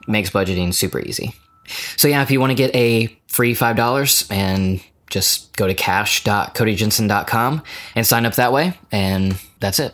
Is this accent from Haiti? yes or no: no; United States; as American